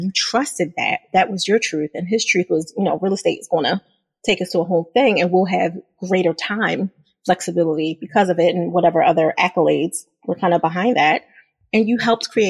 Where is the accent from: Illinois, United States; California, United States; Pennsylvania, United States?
Pennsylvania, United States; Philadelphia; I'm from Philadelphia